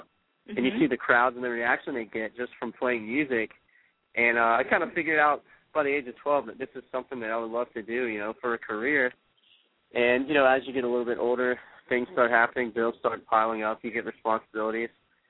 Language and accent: English; Louisiana, United States; moved away as an adult; now in Phoenix, United States; The band is based out of Phoenix. I'm actually from Louisiana.